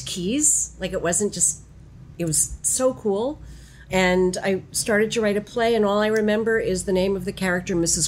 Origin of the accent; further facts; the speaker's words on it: outside of Philadelphia, Pennsylvania, United States; I was born and raised outside of Philadelphia, Pennsylvania.